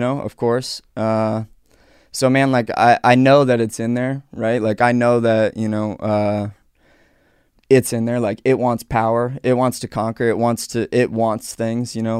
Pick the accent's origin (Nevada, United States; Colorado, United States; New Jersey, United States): Colorado, United States; Aurora; I grew up in Aurora, Colorado